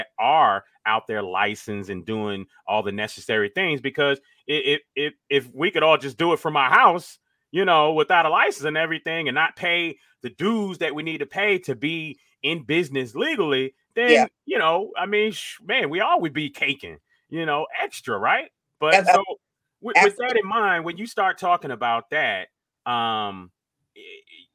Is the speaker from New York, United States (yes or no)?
no; Miami, Florida, United States; I was from Miami